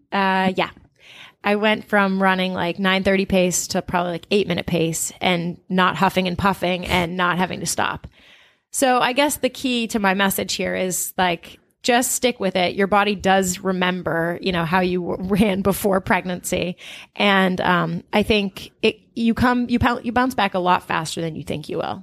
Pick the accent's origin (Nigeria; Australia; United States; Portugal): United States; Portland, Maine; also born or lived in Brooklyn; now in Boston, United States; I'm originally from Portland, Maine.